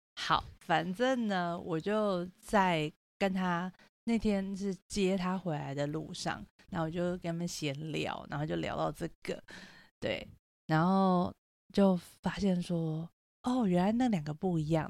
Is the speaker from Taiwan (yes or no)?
yes; Taipei, Taiwan; 我就是台北人